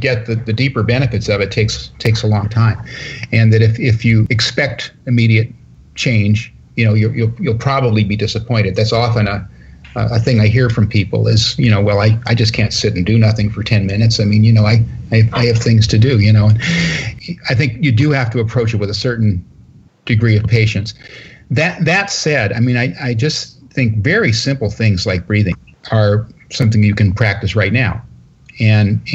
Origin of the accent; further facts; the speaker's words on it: Northern California, United States; I'm from Northern California